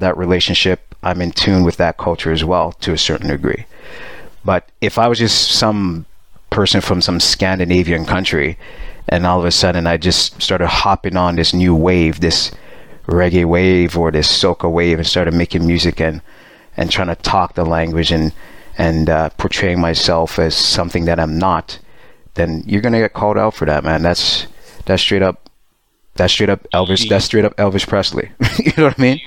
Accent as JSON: {"language": "English", "town": "Montreal", "region": "Quebec", "country": "Canada", "tie": "born or raised there", "also_born_or_lived": "Pickering, Ontario", "moved": "yes", "said": "I'm born in Montreal. I moved to Pickering, which is a suburb."}